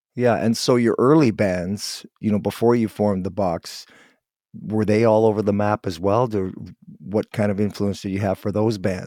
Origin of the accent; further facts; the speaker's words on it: Guelph, Ontario, Canada; now in Vancouver, Canada; I'm from Ontario originally, from Guelph